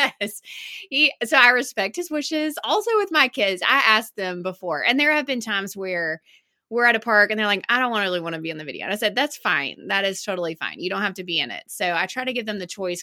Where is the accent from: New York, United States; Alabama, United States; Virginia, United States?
Alabama, United States; Birmingham; I grew up in Birmingham and I went to Alabama